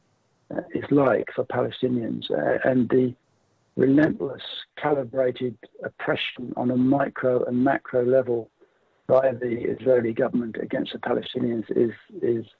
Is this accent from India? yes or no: no; England, United Kingdom; moved away as an adult; now in Australia; I grew up in England. I'm from England. I came to Australia in 1980.